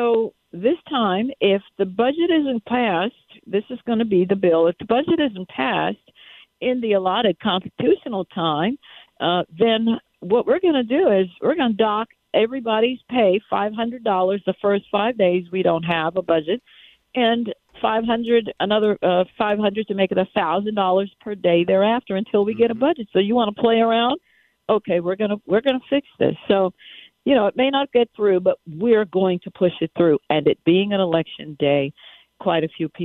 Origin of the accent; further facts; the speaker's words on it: New York, United States; moved away; I'm a New Yorker. I was raised in New York.